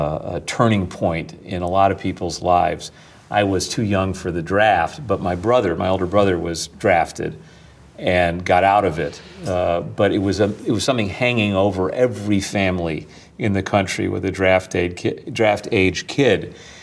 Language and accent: English; Winnetka, Illinois, United States; moved away; also born or lived in New York; I'm 57. He grew up in the black ghetto in Pittsburgh. I grew up in Winnetka, Illinois, on the North Shore of Chicago.